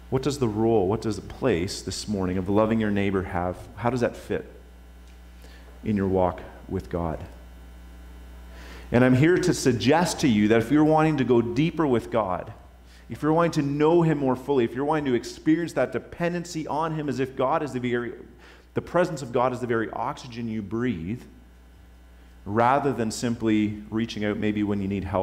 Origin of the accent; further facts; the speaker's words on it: Topping, Virginia, United States; Anyhow, growing up in Topping, uh, I had not been exposed to some of the things I was exposed to at Joe's place.